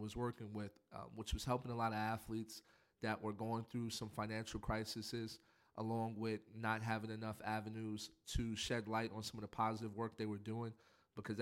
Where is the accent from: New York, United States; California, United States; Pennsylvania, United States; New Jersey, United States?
New York, United States; New York City; Growing up in Spanish Harlem